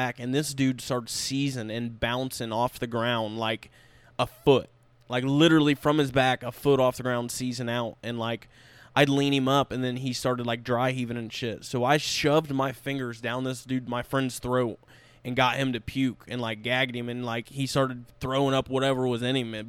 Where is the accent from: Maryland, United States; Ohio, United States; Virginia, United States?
Ohio, United States; West Milton; my hometown is called West Milton